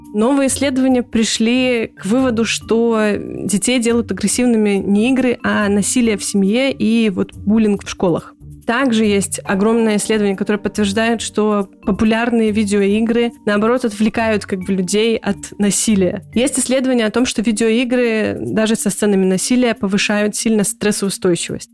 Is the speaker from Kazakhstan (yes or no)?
no; Gomel, Gomel Region, Belarus; moved away as an adult; also born or lived in Minsk, Belarus; now in Poland; Я белорусская, родилась и выросла в Гомеле